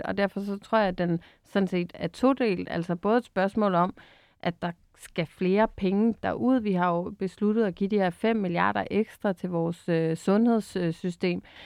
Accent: Bornholm, Capital Region of Denmark, Denmark; jeg er jo selv Bornholmer

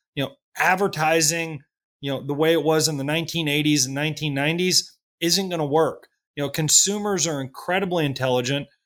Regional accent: Kentucky, United States; moved away as an adult; also born or lived in New York City / Washington, D.C.; I grew up in Kentucky

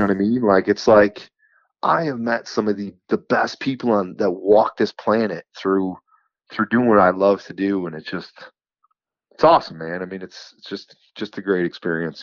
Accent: New York, United States; I'm from New York

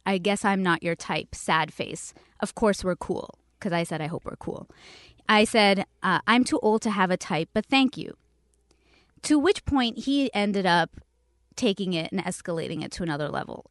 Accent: Canada; now in Los Angeles, United States; I'm from Canada.

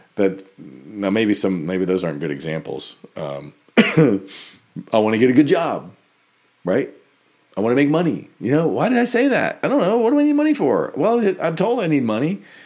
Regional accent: United States; we grew up in America

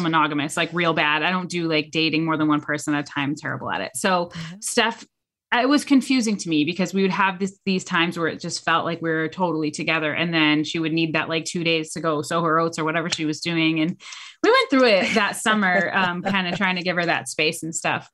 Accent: New Hampshire, United States; moved away as an adult; now in Charlotte, United States; I am a native New Englander. I'm from New Hampshire.

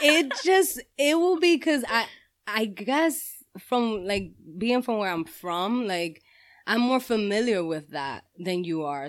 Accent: New York City, New York, United States; now in Yonkers, United States; I'm originally from Harlem, Spanish Harlem

